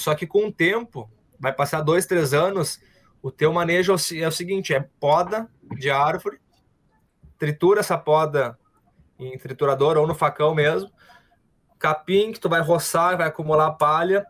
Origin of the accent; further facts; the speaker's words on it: Porto Alegre, Rio Grande do Sul, Brazil; now in Gravataí, Brazil; vim da cidade, me criei em Porto Alegre, fiz toda a minha, minha vida lá, escolar